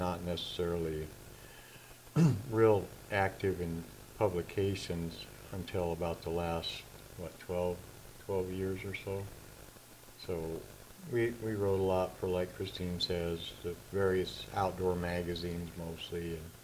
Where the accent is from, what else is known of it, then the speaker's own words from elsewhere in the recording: North Dakota, United States; moved away; my formative years were spent on a farm in North Dakota.